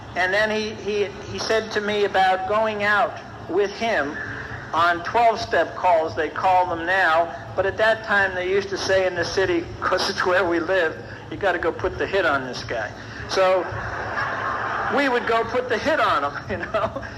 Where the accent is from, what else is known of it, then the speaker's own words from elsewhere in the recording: New York City, New York, United States; I'm Irish and I was brought up in an Italian neighborhood